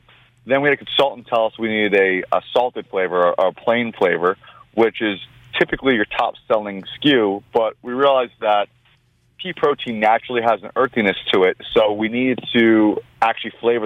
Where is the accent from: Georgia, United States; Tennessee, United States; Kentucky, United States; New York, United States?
New York, United States; Long Island; I'm born and bred New Yorker from Long Island originally. I'm Armenian, first generation in this country.